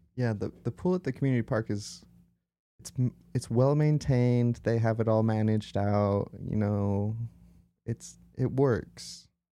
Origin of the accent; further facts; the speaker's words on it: Utah, United States; we're from Utah